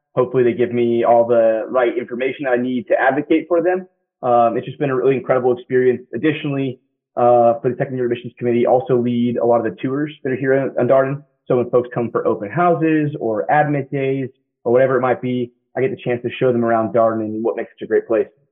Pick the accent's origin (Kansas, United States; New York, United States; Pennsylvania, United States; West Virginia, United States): Kansas, United States; Derby; moved away as an adult; also born or lived in Massachusetts / Wilmington, North Carolina; I grew up outside Wichita, Kansas small little town called Derby, about 30,000 folks or so